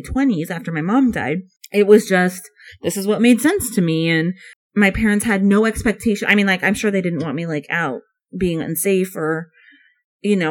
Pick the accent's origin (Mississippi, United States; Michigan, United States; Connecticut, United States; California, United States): California, United States; And I grew up in California, which is very liberal.